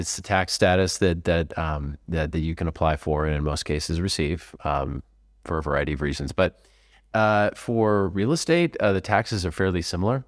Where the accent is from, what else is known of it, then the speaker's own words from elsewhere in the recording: California, United States; moved away as an adult; now in Portugal; I'm Californian